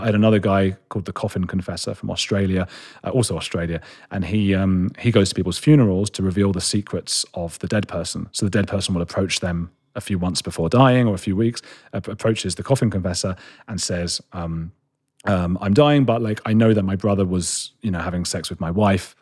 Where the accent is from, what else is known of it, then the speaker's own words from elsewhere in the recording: London, United Kingdom; I'm a boy from London